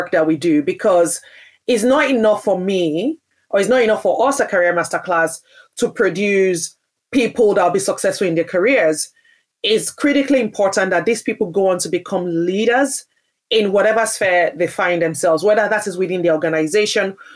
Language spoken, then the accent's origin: English; Nigeria; now in United Kingdom; I grew up in Nigeria, which is a majority Black country